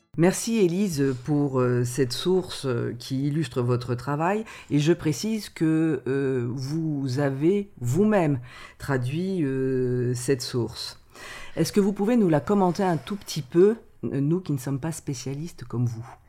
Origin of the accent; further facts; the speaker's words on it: France; nous sommes français